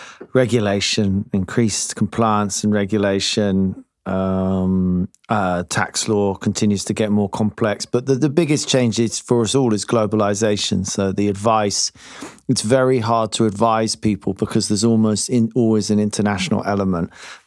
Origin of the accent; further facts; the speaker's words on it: United Kingdom; I mean, they ring you up and ask you this as a British accountant.